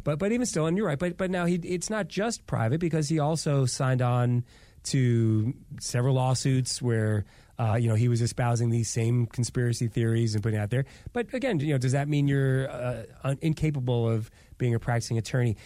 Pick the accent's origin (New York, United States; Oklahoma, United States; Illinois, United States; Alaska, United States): New York, United States; growing up Jewish in New York